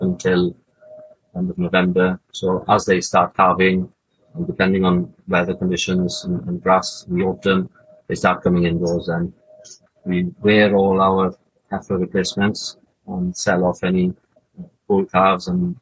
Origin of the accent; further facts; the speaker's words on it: Carmarthenshire, Wales, United Kingdom; Carmarthenshire is that's home, really, for us